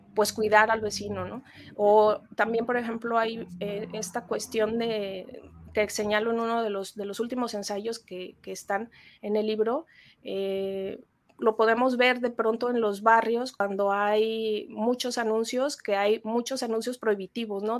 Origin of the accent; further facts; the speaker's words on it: Mexico; como mexicanos